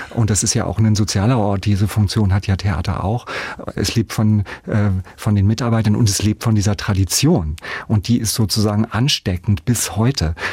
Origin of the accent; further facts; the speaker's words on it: West Germany, Germany; Also als als Westdeutscher, als total Westsozialisierter vielleicht mit Vorbehalten dort konfrontiert zu werden.